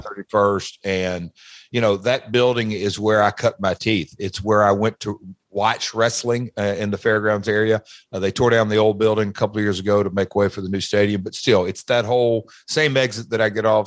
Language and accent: English; Nashville, Tennessee, United States; Nashville's my hometown. I grew up about, I don't know, eight minutes from the fairgrounds